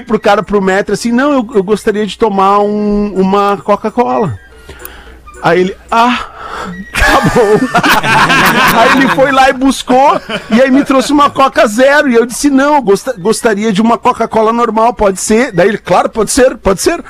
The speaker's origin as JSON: {"language": "Portuguese", "country": "Brazil", "said": "nós somos do Brasil"}